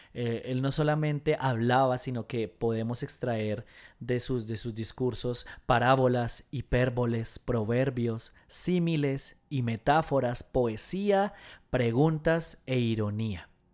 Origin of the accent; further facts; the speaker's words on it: Colombia; en Colombia, en mi país